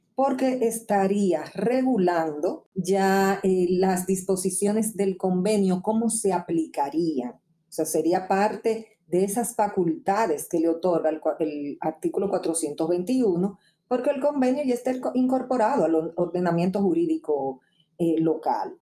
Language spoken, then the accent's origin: Spanish; Dominican Republic